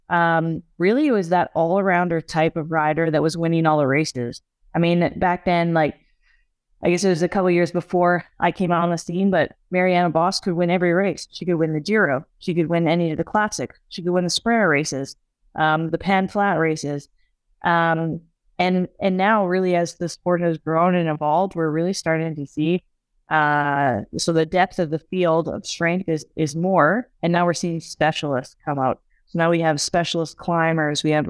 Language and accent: English; Canada; you know, as a Canadian, you know, she's also Canadian.